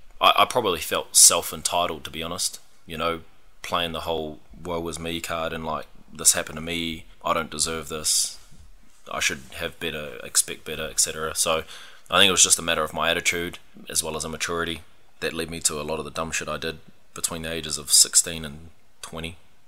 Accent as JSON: {"language": "English", "country": "Australia", "tie": "born or raised there", "said": "Well, actually, when I was growing up in Aussie, a lot of my sports surrounded rugby or rugby league."}